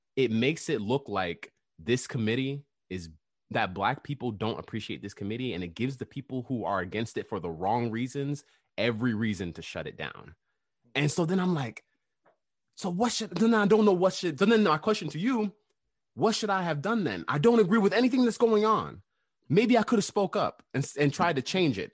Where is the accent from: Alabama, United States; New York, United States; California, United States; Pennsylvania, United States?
New York, United States; New York City; I was born in Queens, New York